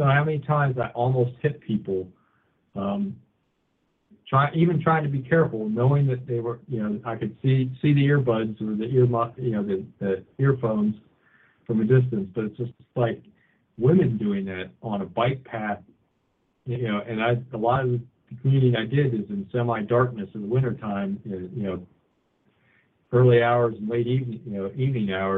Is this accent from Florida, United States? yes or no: no; Washington, District of Columbia, United States; now in Lane County, Oregon, United States; I'm from the Washington, D.C. area, and I used to commute on the Capitol Beltway